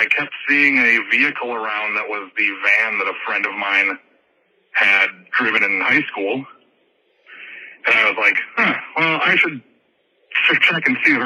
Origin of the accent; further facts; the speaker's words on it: Wisconsin, United States; I'm from Wisconsin